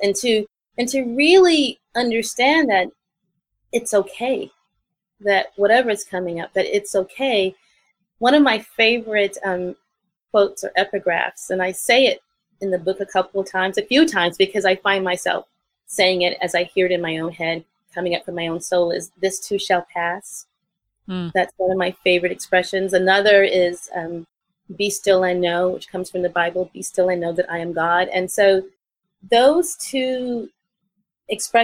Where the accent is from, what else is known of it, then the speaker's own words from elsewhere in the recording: New York City, New York, United States; I grew up in the South Bronx